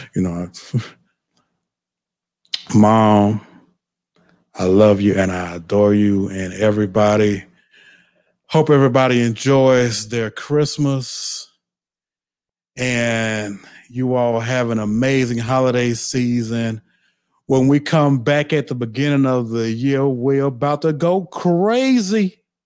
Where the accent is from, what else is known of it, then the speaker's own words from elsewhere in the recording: the South, United States; I'm from the South.